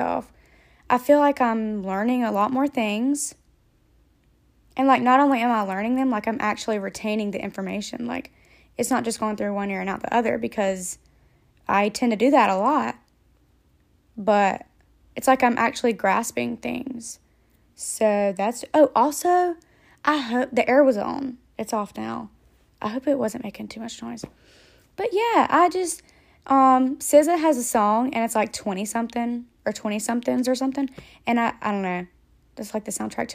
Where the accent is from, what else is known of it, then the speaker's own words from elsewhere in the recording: Georgia, United States; moved away; I'm from Georgia